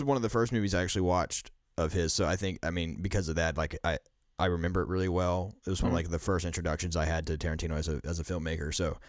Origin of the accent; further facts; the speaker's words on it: South Carolina, United States; accent: Midwest; Well, so I'm from South Carolina. We don't we don't exactly have a Tennessee accent here, but I don't really have a South Carolina accent. So, I have more of a Midwest accent.